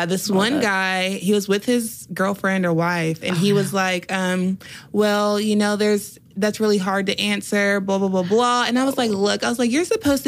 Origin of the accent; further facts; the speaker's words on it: United States; as an American